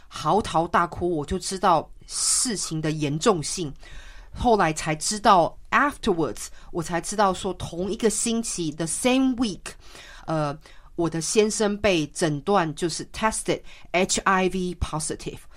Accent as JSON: {"language": "Chinese", "country": "Taiwan", "tie": "born or raised there", "moved": "yes", "said": "当我小时候基本上是在台湾长大"}